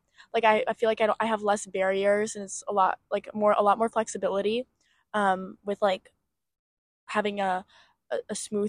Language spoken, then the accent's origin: English; United States; also born or lived in France; I was American speaking French, especially because my family's French